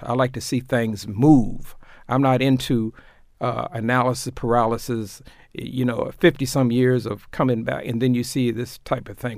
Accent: Tulsa, Oklahoma, United States; now in Baltimore, United States; I grew up in Tulsa, Oklahoma, doing the closing days of Jim Crow

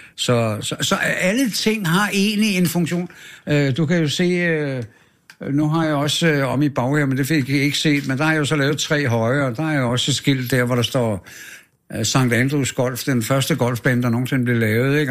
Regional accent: Frederiksberg, Capital Region of Denmark, Denmark; also born or lived in Kastrup, Amager; jeg er født på Frederiksberg, på Asaliavej

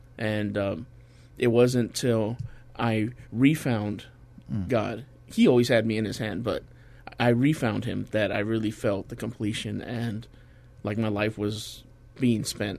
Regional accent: McAllen, Texas, United States; now in San Antonio, United States; I'm from McAllen

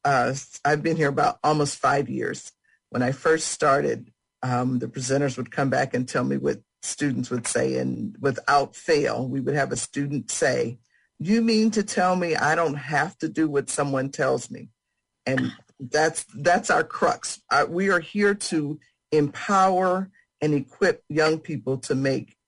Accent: Canton, Ohio, United States; I'm from Canton

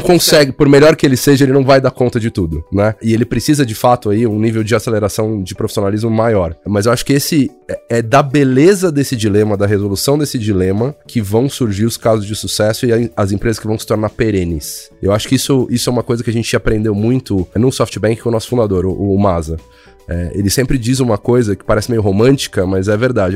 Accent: Brazil; somos brasileiros

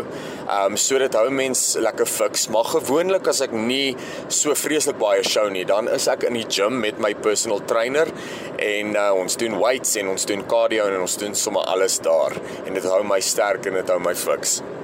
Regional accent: Alberton, Gauteng, South Africa; also born or lived in Johannesburg; gebore in Johannesburg stad en ek het in Alberton grootgeword.

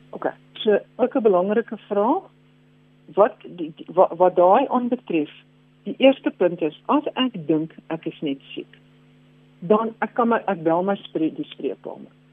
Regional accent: Kirkwood, Eastern Cape, South Africa; moved away; ek sit op Kirkwood, dis my geboortedorp want ek is hier naby my ouers

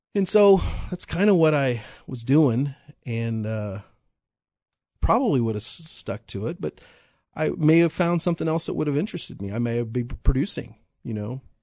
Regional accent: Piper, Kansas, United States; I was from Piper

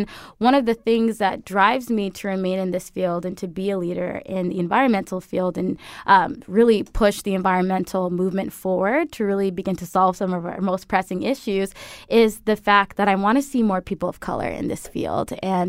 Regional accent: Connecticut, United States; So the Quiet Corner is also known for its scenic routes, where it's a part of the last large forested area of Connecticut. So I grew up surrounded by wilderness

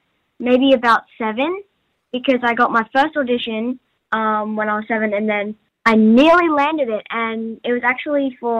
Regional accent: Australia; accent: Australian; when I came back to Australia this time, I actually couldn't get back my Australian accent because I'd been there for so long.

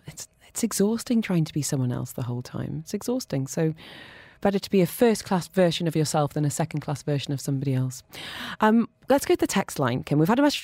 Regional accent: Dubai, United Arab Emirates; I speak rubbish French and English all right. But growing up in Dubai, I look at my kids and think, gosh, your friends are amazing.

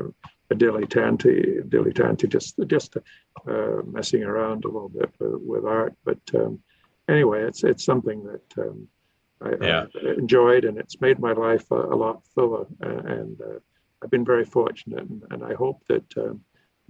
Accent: Victoria, British Columbia, Canada; I grew up in Victoria

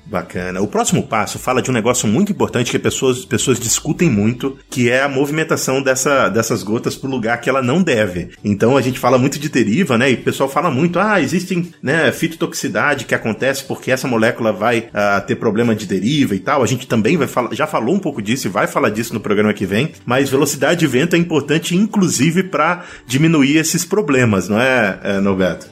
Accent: Pará, Brazil; eu sou lá do Pará.

